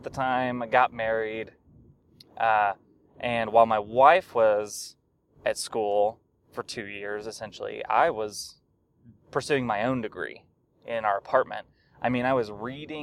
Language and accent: English; Little Rock, Arkansas, United States; I was born and raised in Arkansas. I was born in Little Rock and lived there until I graduated from high school